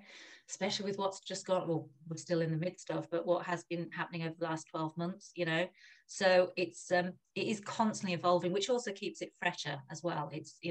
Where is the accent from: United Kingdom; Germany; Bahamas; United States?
Germany; I've lived here, there and everywhere, but a big part of my childhood was growing up in Germany, and my parents were actually, when I look back now, very forward-looking, that they sent myself and my older brother to German schools.